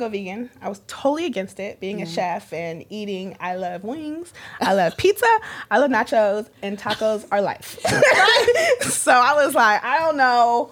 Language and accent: English; California, United States; So I grew up in California